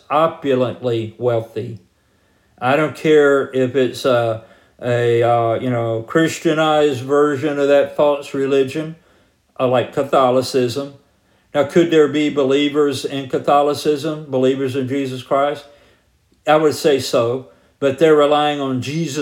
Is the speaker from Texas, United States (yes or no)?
no; Georgia, United States; I grew up in Georgia